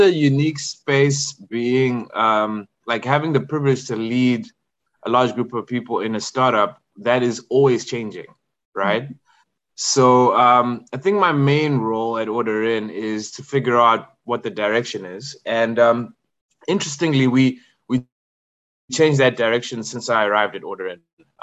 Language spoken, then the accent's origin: English; Zimbabwe; moved away as an adult; also born or lived in KwaZulu-Natal, South Africa; born and raised in Zim.